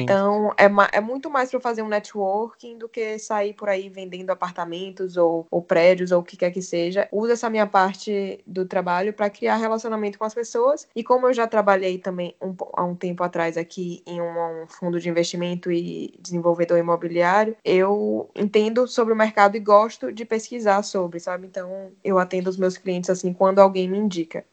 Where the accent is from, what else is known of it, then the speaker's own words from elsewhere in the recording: Salvador, Bahia, Brazil; also born or lived in São Paulo / Miami / Boston; now in Lisbon, Portugal; Eu sou baiana de Salvador, já morei em São Paulo, já morei em Miami, já morei em Boston. E agora eu tô morando em Lisboa faz dois anos e meio